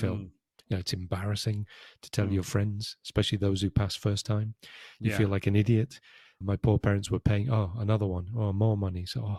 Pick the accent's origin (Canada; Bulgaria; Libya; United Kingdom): United Kingdom; Yeah, I'm British.